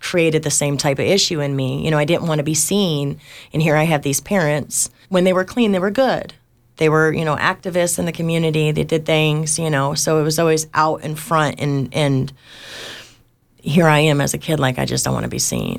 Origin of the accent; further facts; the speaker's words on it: Detroit, Michigan, United States; I was born in Detroit, Michigan to, to heroin addicts